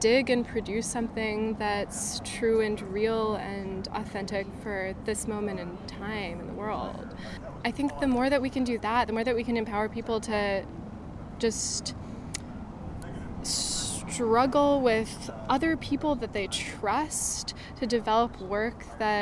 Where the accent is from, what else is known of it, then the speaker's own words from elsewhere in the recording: Santa Fe, New Mexico, United States; I'm from Santa Fe, New Mexico